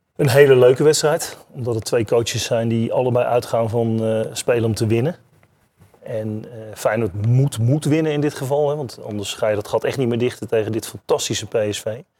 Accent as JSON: {"language": "Dutch", "country": "Netherlands", "said": "als Nederlanders"}